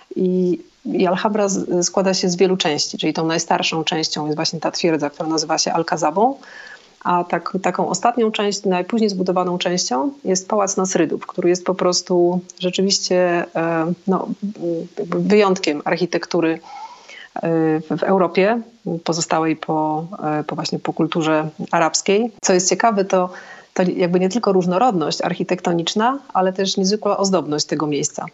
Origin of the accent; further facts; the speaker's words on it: Szczecin, West Pomeranian Voivodeship, Poland; also born or lived in Zakopane, Poland; now in near Granada, Spain; pochodzę ze Szczecina, ale przeprowadziłam się do Zakopanego, w którym mieszkałam około 20 lat